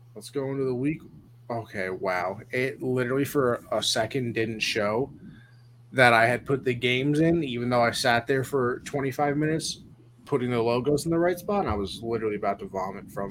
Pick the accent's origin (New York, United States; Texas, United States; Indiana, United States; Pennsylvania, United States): New York, United States; I'm just from New York